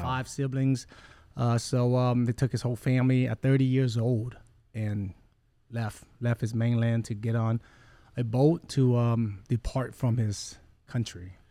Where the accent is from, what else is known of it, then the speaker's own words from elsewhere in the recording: Rockport, Texas, United States; English is a second language; also born or lived in Vietnam / Kalamazoo, Michigan / Gulf Coast, Mississippi; We settled in Rockport for the last forty-eight years.